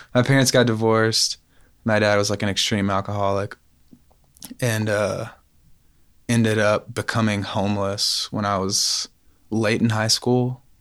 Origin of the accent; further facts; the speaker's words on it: Knoxville, Tennessee, United States; I grew up in West, yeah, West Knoxville